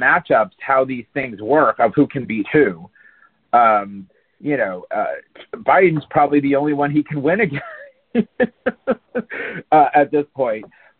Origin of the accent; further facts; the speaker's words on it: Palm Beach County, Florida, United States; I grew up in Palm Beach County